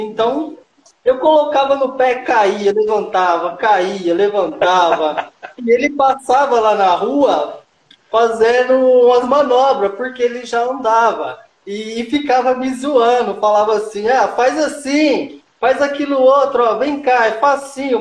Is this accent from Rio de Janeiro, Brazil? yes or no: no; Minas Gerais, Brazil; now in São Paulo, Brazil; eu nasci aqui em São Paulo, depois meus pais construíram lá em Minas e foi lá onde que tudo começou